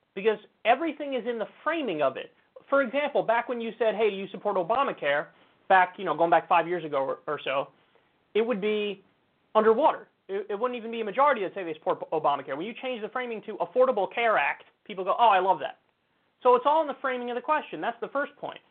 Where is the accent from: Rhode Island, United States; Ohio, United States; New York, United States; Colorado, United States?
New York, United States; I'm a New Yorker. I've been my whole life